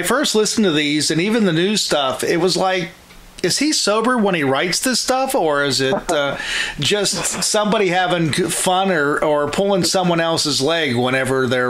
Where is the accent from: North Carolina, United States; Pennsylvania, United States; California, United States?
Pennsylvania, United States; Pittsburgh; I'm from the Pittsburgh area